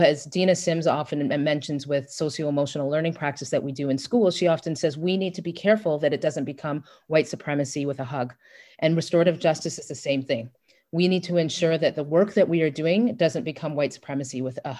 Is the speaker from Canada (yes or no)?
yes; Brampton, Ontario, Canada; I am Canadian. I'm from Brampton.